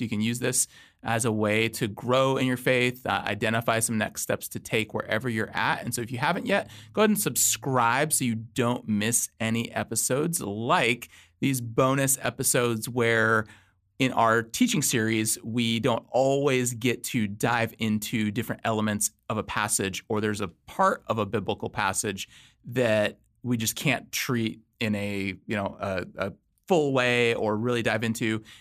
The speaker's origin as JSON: {"language": "English", "town": "Los Angeles", "region": "California", "country": "United States", "tie": "born or raised there", "moved": "as an adult", "lives_now": "Virginia, United States", "said": "my wife and I, we both grew up in Southern California, Los Angeles. Uh, in twenty thirteen, we moved to Virginia."}